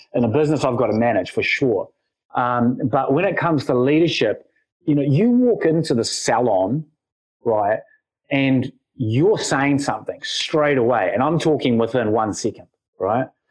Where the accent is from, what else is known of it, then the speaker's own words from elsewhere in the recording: Wellington, New Zealand; I was born here in Wellington